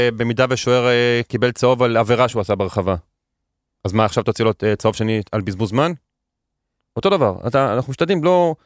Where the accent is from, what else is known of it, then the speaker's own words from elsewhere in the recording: Netanya, Central District, Israel; גדלתי בנתניה